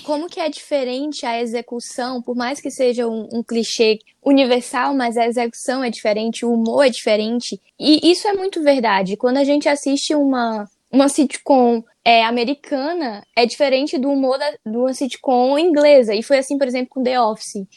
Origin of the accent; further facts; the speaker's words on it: Brazil; a gente é brasileiro